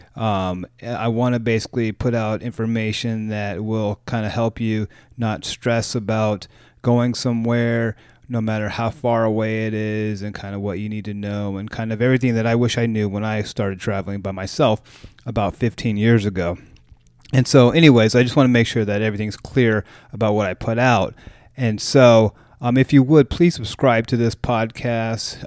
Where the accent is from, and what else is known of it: United States